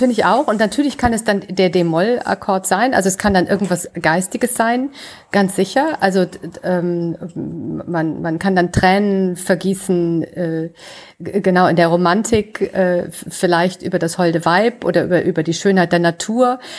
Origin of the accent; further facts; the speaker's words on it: near Velbert, North Rhine-Westphalia, Germany; in Felbert im Rheinland, äh, auch nur ein Steinwurf sozusagen von meinem Geburtsort entfernt